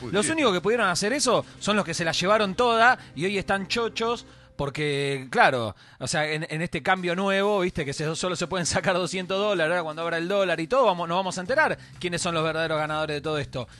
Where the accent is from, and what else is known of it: Argentina